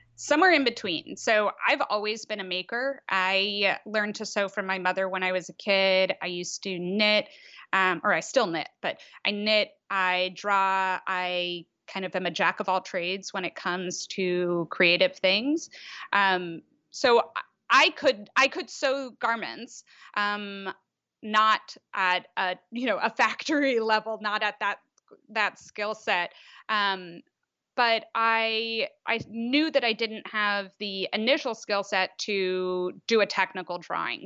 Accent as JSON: {"language": "English", "town": "Washington", "region": "District of Columbia", "country": "United States", "tie": "born or raised there", "moved": "as an adult", "lives_now": "Netherlands", "said": "I am truly from D C. Um, yeah, so I, yeah, I, similarly, I was there until I was eighteen"}